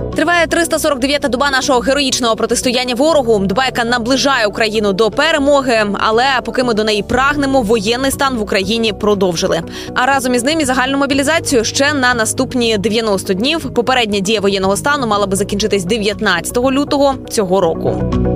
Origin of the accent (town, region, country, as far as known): Ukraine